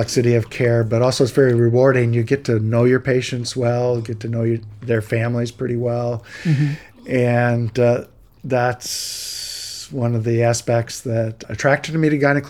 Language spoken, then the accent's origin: English; Michigan, United States; moved away as an adult; also born or lived in Chicago / Columbus, Ohio / Los Angeles / Minneapolis; I grew up in Michigan and went to college in Michigan